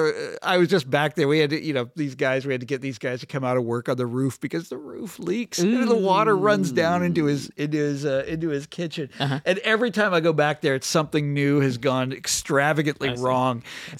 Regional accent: Johnson County, Kansas, United States; also born or lived in Chicago, Illinois; now in Washington, D.C., United States; basically that's where I grew up. Yeah, Johnson County, Kansas.

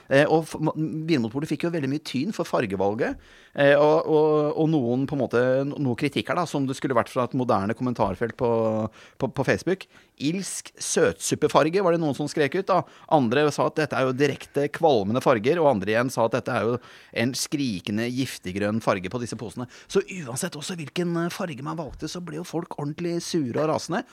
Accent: Bergen, Vestland, Norway; jeg er født i Bergen selv

